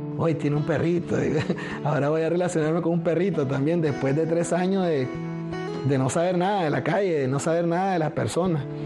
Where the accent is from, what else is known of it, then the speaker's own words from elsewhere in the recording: Nicaragua; moved away as an adult; now in United States; nosotros siempre somos nicaragüenses. Nacimos en Nicaragua